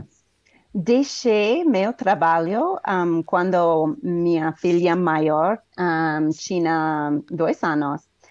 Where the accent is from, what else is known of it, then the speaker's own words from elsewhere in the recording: United States; Portuguese is a second language; now in Colorado, United States; Sou um, ah, dos Estados Unidos, um, ah, moro no, color... no estado do Colorado.